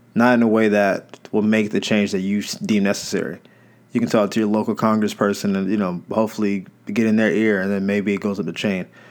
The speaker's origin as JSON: {"language": "English", "region": "the South", "country": "United States", "said": "I'm from the South"}